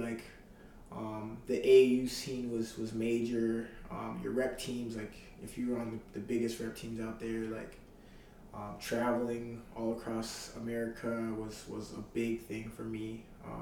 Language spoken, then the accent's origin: English; Mississauga, Ontario, Canada; moved away as an adult; now in Charlottetown, Canada; growing up in Malton and, like, the greater Toronto area is kind of tough